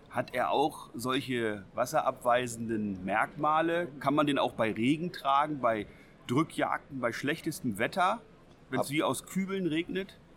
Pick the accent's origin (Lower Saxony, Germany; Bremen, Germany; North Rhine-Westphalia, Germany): Lower Saxony, Germany; wir ja aus Niedersachsen kommen